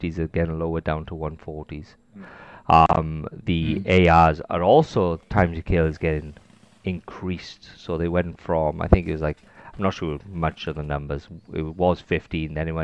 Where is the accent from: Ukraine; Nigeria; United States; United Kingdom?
United Kingdom; Wales; accent: Welsh; I am Welsh. I do have an accent.